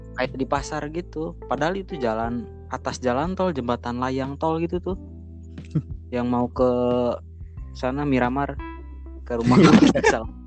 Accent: Salawana, West Java, Indonesia; di kampung saya, di Salawana

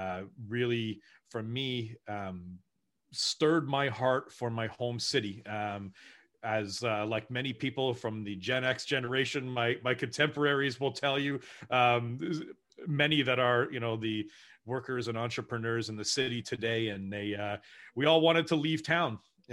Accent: Brantford, Ontario, Canada; also born or lived in West Africa; I'm a graying 44-year-old that likes to make jokes, but I was born and raised in Brantford.

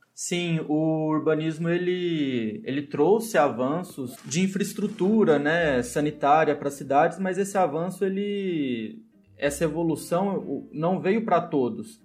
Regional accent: Monte Alegre de Minas, Minas Gerais, Brazil; now in Uberlândia, Brazil; Não nasci em Uberlândia, nasci em Monte Alegre, mas moro em Uberlândia, né? Há muito tempo

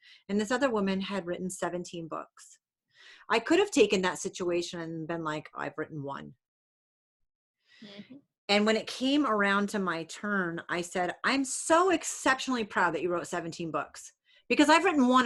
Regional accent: New England, United States; I'm from New England. People in New England are really loud

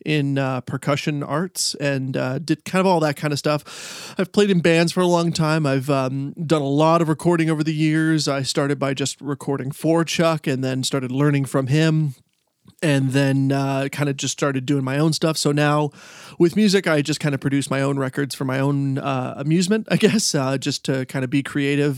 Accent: Stratford, Ontario, Canada; now in Michigan, United States; I grew up in Stratford, Ontario, and now I live in uh, Michigan.

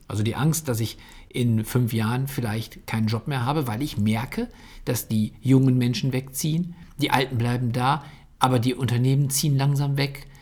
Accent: Bocholt, North Rhine-Westphalia, Germany; ich komme ja aus Bocholt

